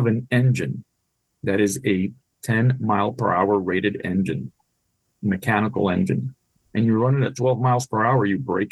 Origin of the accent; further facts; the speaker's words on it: Puerto Rico; first language Spanish; English is a second language; also born or lived in Washington, D.C.; now in Jacksonville, United States; My first language is Spanish. I grew up in Puerto Rico.